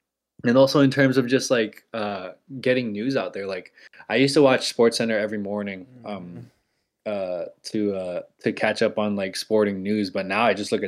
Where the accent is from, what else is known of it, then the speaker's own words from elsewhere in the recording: Virginia, United States; also born or lived in Bay Area, California; also I was born in the Bay Area, so that's why I cheer for them. But I grew up in Virginia.